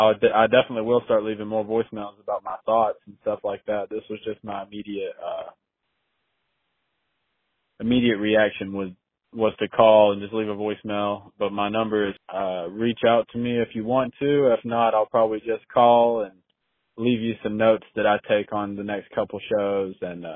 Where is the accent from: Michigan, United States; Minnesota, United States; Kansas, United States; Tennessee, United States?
Tennessee, United States; Chattanooga; I'm from Chattanooga, Tennessee, so I know it's a little bit of a different region even from where you have other people.